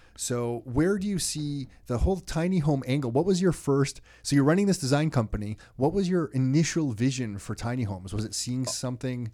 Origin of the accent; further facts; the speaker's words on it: Mississauga, Ontario, Canada; also born or lived in Toronto; I was born in Toronto, but raised in Mississauga.